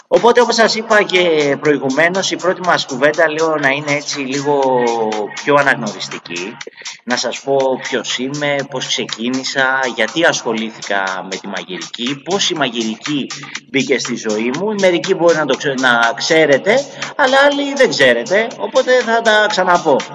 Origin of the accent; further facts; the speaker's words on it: Patras, Western Greece, Greece; now in Athens, Greece; Από χωριό είμαι βασικά, από Πάτρα είμαι, ένα χωριό την Πάτρα. Και ήρθαμε και ο πατέρα μου ο Τσούλη άνοιξε μια πιτσαρία στην Αθήνα, στο Εγάλεο.